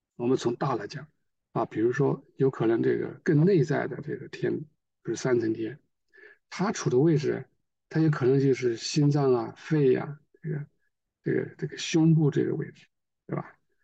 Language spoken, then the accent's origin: Chinese; China; 我们中国人比较适应这个说法